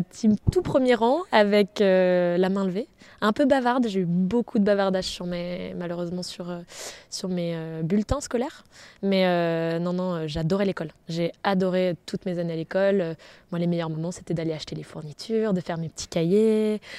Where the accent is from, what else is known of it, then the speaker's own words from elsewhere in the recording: Brest, Brittany, France; born there; je suis née à Brest. Euh, j'y suis restée 11 mois. Donc, euh, comme je vous disais tout à l'heure, je suis euh, bretonne quand il faut le dire, mais plutôt ma famille vient des Alpes.